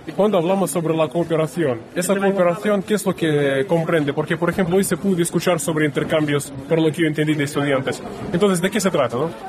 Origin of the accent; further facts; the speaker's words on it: Russia; Spanish is a second language; yo soy rusa